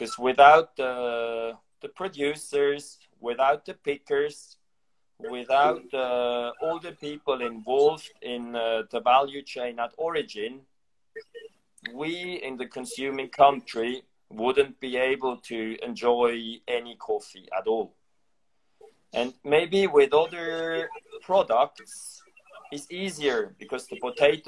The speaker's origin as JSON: {"language": "English", "country": "Switzerland", "said": "my home country, Switzerland"}